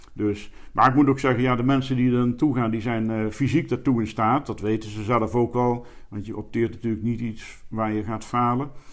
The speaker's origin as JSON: {"language": "Dutch", "town": "Elst", "region": "Gelderland", "country": "Netherlands", "tie": "born or raised there", "also_born_or_lived": "Arnhem", "moved": "as an adult", "lives_now": "Sittard, Netherlands", "said": "ik ben in Arnhem geboren, in Elst, eh, Gelderland opgegroeid"}